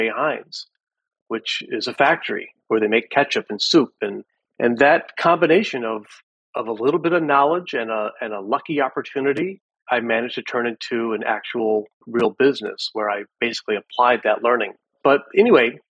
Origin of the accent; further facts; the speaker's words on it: Midwest, United States; moved away; also born or lived in Pittsburgh, Pennsylvania; My background is I grew up in the Midwest.